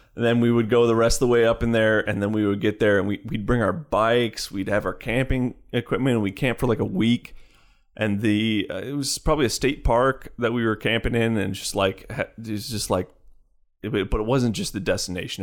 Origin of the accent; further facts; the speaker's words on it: Chicago, Illinois, United States; I grew up in Chicagoland primarily